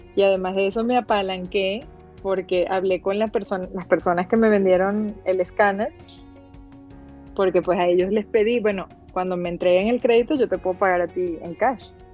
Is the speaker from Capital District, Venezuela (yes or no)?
yes; Caracas, Capital District, Venezuela; moved away as an adult; also born or lived in Italy; now in Guadalajara, Mexico; soy venezolana de corazón. Me crié en Caracas, en la capital, un lugar maravilloso